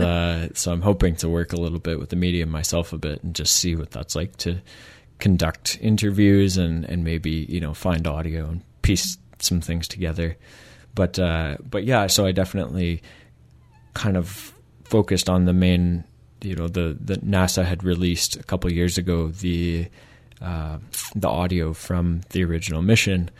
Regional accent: Michigan, United States; moved away as an adult; now in Victoria, Canada; I'm from Michigan originally

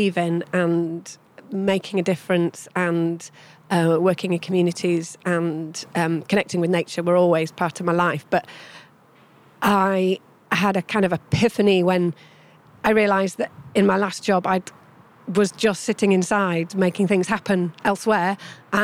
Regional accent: Yorkshire Dales, Yorkshire and the Humber, United Kingdom; I grew up in the Yorkshire Dales

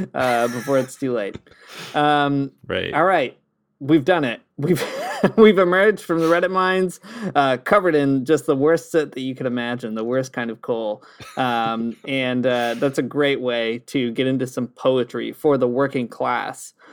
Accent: Canada; I am your Canadian Catholic Communist poetry reader.

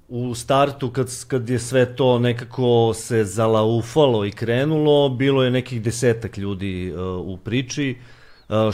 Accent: Serbia; s obzirom da smo mi e, pioniri e, svega toga ovde kod nas u Srbiji

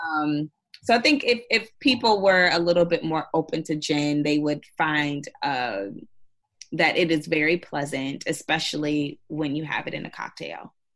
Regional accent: Indiana, United States; now in New York, United States; I'm originally from Indiana, so I I'm used to very rural towns.

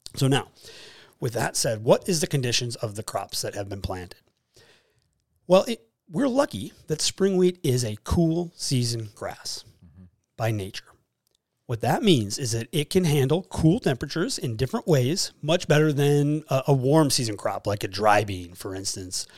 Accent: Fargo, North Dakota, United States; also born or lived in Jamestown, North Dakota; I am from Fargo, actually North Fargo. Grew up and raised in Nor-, in South Fargo, but moved to North Fargo

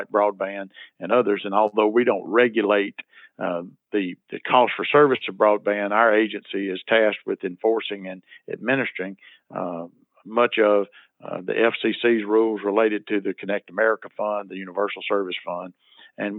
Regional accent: Nettleton, Mississippi, United States; I was elected mayor of my hometown of Nettleton back in 2001

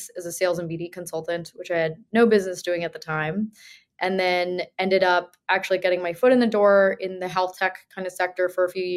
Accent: New Jersey, United States; now in New York, United States; I grew up in New Jersey

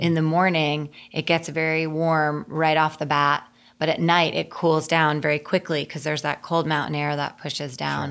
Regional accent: Connecticut, United States; moved away; I grew up in Connecticut

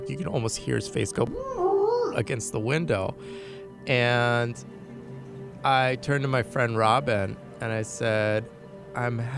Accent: New York City, New York, United States; Never had really anything happen on a train other than just the general grievances of being a New Yorker.

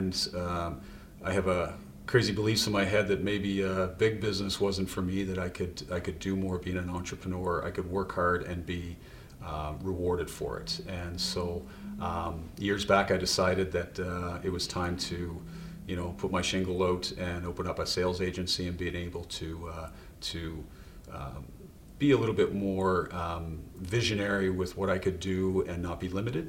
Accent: Nova Scotia, Canada; we grew up in Nova Scotia

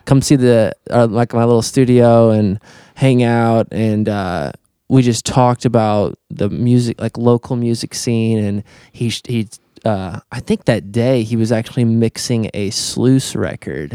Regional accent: Fort Branch, Indiana, United States; we grew up in Fort Branch down the road

